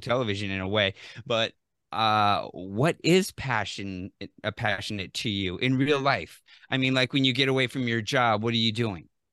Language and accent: English; Phoenix, Arizona, United States; I grew up in Phoenix